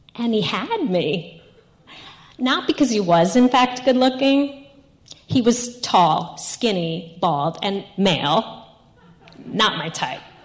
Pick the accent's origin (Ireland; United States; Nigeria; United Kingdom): United States; New York; I'm from New York